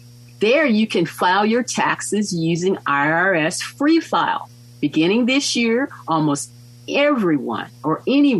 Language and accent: English; Mississippi, United States; moved away; My former spouse and I, we came from Mississippi. We lived overseas. We decided that we liked California.